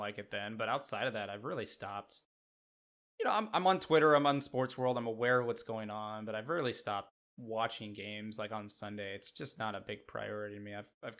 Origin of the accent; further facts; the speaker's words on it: Midwest, United States; accent: Midwestern; It's my Midwestern accent.